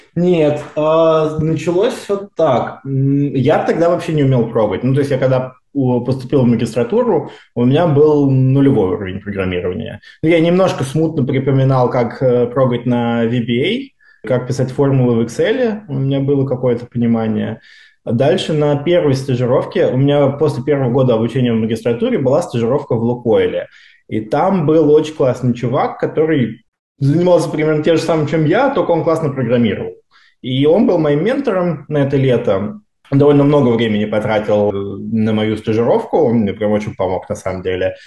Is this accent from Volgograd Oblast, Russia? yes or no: no; Moscow Oblast, Russia; moved away as an adult; now in Stanford, United States; Я из Подмосковья учился в э, обычной школе, которая потом стала лицеем